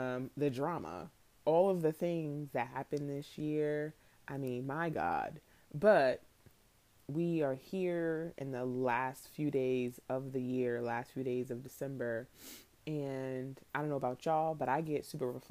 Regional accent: New York, United States; I'm from New York

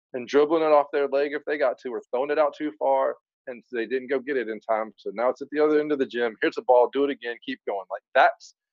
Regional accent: North Carolina, United States; I grew up here in North Carolina, huge Tar Heel fan.

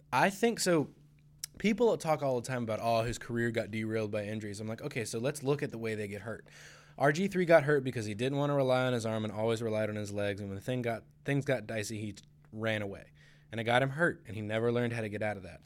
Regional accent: United States; I'm from Carolina

